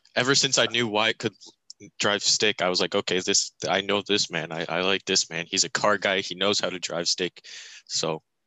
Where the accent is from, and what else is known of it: Montoursville, Pennsylvania, United States; born or raised there